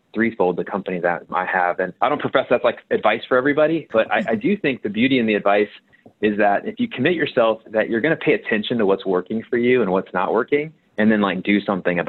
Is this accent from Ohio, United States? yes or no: yes; Cincinnati, Ohio, United States; moved away as an adult; also born or lived in Indiana; I'm originally from Cincinnati, Ohio, near a suburb near where Kings Island is.